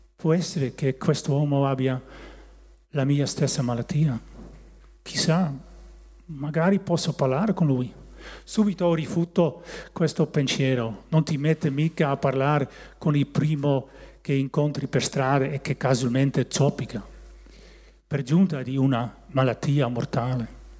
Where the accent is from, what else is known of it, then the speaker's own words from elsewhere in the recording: Barsingerhorn, North Holland, Netherlands; Italian is a second language; also born or lived in Haren, Netherlands; now in Italy; E quando io e mia sorella avevamo pochi anni siamo tornati nel loro paese di origine. E lì sono cresciuto nel paesino di Barsingerhorn.